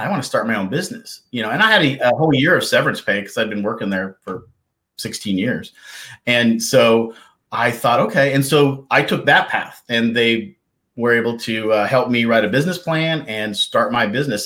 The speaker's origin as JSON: {"language": "English", "town": "Kalispell", "region": "Montana", "country": "United States", "tie": "born or raised there", "also_born_or_lived": "East Coast", "moved": "as an adult", "said": "I was born and raised in the beautiful state of Montana and up in the northwest area called Kalispell"}